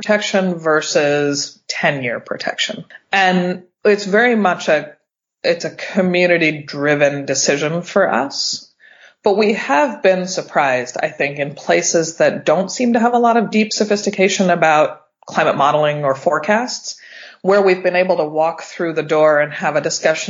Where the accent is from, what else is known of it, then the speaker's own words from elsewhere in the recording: Pittsburgh, Pennsylvania, United States; now in California, United States; I'm from Pittsburgh, it's my hometown